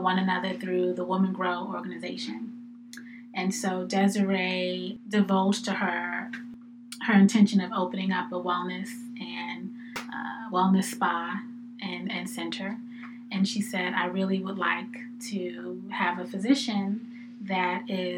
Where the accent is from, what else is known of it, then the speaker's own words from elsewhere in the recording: New York City, New York, United States; moved away as an adult; also born or lived in Washington, D.C. / Newark, New Jersey; now in Philadelphia, United States; I'm originally from New York City